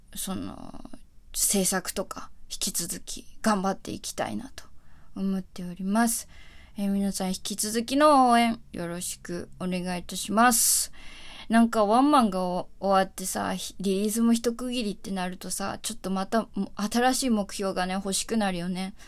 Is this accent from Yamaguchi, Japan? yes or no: no; Tokyo, Japan; 私は東京で生まれ育った